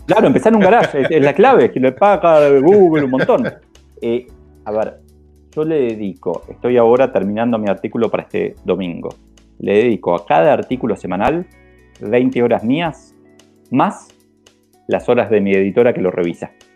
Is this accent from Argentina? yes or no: yes; Argentina; nos pasa tanto en Argentina